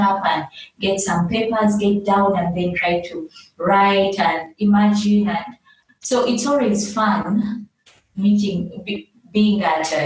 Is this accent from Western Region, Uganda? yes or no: no; Kampala, Central Region, Uganda; moved away as an adult; now in Juba, South Sudan; I was born in Kampala in Uganda.